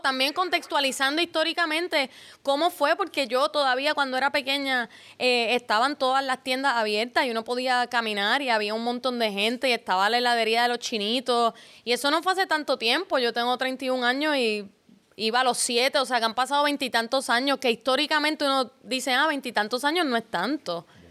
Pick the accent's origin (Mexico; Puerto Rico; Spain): Puerto Rico; San Juan; Yo soy nacida y criada en Río Piedra.